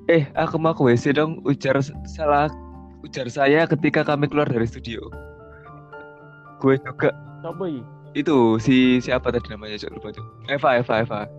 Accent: Surabaya, East Java, Indonesia; Iya, sama kita juga. Kita semua dari Surabaya.

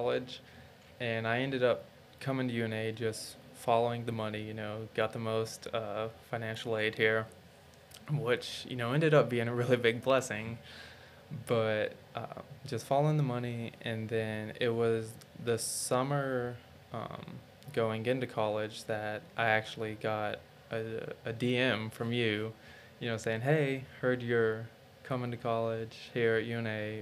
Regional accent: Kentucky, United States; also born or lived in Savannah, Georgia; now in Florence, United States; I was born in Savannah, Georgia. My dad was military and he just got out. So we moved to Kentucky, which is where I've lived for the longest. I was there for 8 years.

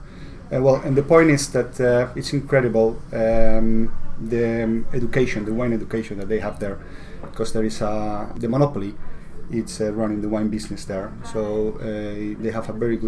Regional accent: Spain; I come from Spain

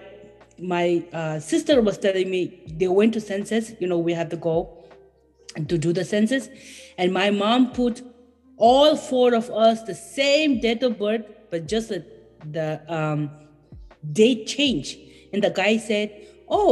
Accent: Bhutan; English is a second language; moved away as an adult; now in United States; I am from Bhutan and I am 32 years old

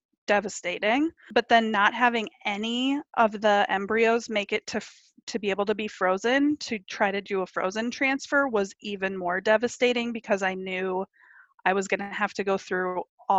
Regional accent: Minneapolis, Minnesota, United States; moved away; I'm from the Minneapolis area

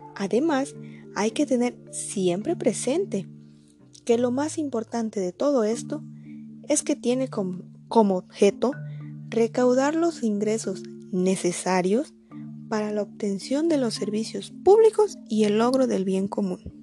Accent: Mexico; Soy orgullosamente mexicana

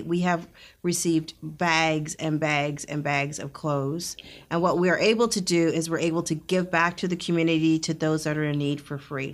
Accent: Northern Alberta, Canada; moved away as an adult; also born or lived in Jamaica (ancestry); now in Rio Grande Valley, Texas, United States; I grew up in Northern Alberta

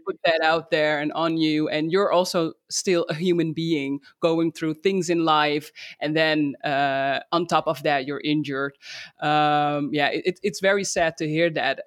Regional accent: Netherlands; my home country, the Netherlands

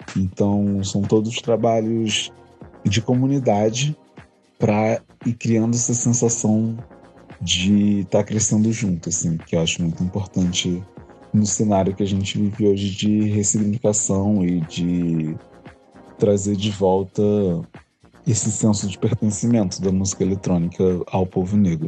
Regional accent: Rio de Janeiro, Brazil; sou aqui do Rio

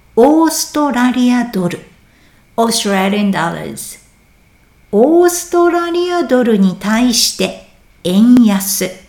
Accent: Japan; moved away; 私も今年は日本に帰りたいなぁと思っています

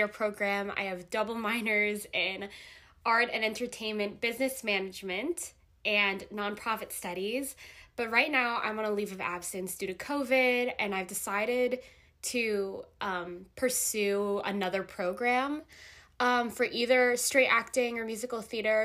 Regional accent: Jersey Shore, New Jersey, United States; I'm from the Jersey Shore

